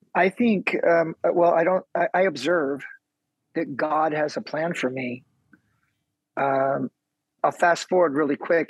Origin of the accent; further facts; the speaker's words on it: on the Mexican border, South Texas, United States; moved away; also born or lived in Kansas City, Missouri / Midwest; I was born in Kansas City, but I grew up in the beginning of my life on the border of, of Texas and Mexico, down south